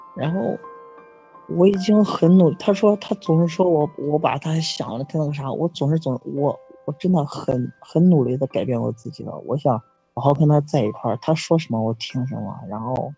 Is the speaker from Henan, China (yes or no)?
yes; Zhengzhou, Henan, China; 我是郑州的